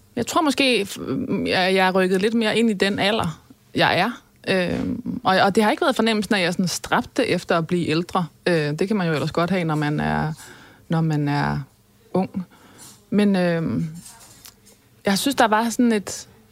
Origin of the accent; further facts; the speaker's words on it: North Sea coast, West Jutland, Denmark; vokse op ved Vesterhed